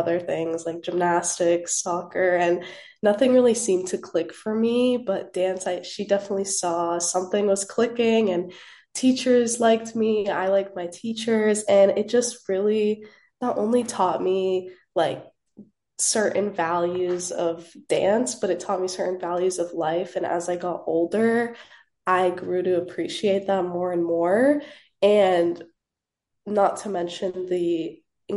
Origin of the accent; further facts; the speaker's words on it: Orlando, Florida, United States; moved away as an adult; now in Tallahassee, United States; I'm originally from Orlando, Florida